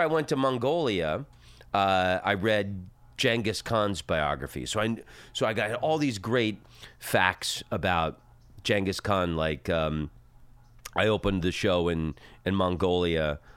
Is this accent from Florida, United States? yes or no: yes; Oviedo, Florida, United States; moved away as an adult; also born or lived in Netherlands; where I grew up in Florida, in Oviedo